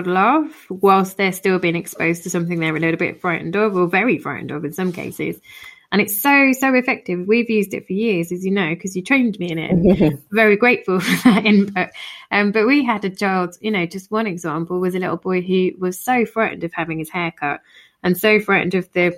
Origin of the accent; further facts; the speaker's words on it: United Kingdom; I'm typical British